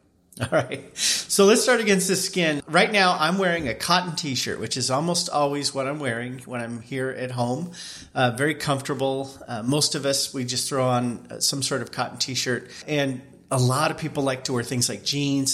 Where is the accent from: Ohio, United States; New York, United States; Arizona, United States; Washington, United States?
Washington, United States; Eastern; I grew up in Eastern Washington. And now we live on the wet sides of our respective states